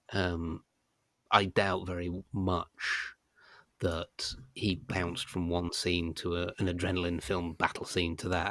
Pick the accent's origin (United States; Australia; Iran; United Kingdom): United Kingdom; being British